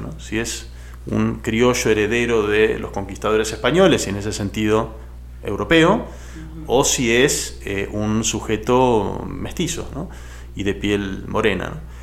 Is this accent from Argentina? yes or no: yes; Argentina; soy historiador de Argentina, trabajo en la Universidad Nacional de San Martín y en el CONICET, que es la agencia pública de, investigación de mi país